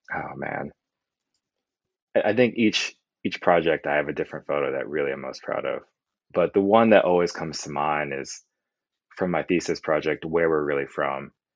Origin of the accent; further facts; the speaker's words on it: New York, United States; also born or lived in Pennsylvania; I grew up in New York